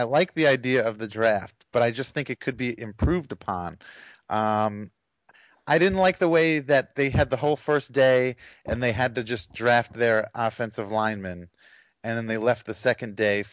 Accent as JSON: {"language": "English", "region": "New York", "country": "United States", "said": "I'm Italian and from New York"}